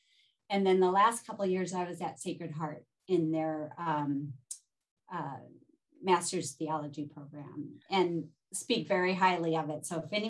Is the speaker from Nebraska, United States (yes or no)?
yes; Omaha, Nebraska, United States; accent: Midwestern; also born or lived in Washington, D.C. / Belize; now in Milwaukee, United States; I wasn't born here. I was born in Omaha, Nebraska. So I speak Midwestern. And from there, grew up Presbyterian.